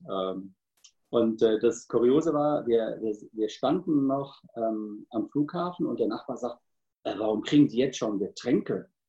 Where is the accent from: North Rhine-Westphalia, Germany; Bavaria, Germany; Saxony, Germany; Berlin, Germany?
North Rhine-Westphalia, Germany; Cologne; 51 Jahre alt, äh, glücklich verheiratet, zwei Hunde, ein Pferd und ich bin eine Kölsche Jung.